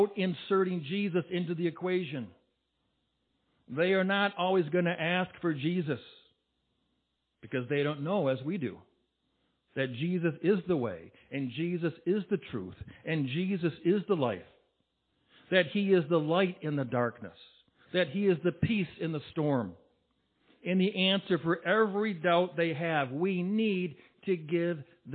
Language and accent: English; Bay City, Michigan, United States; I'm from Bay City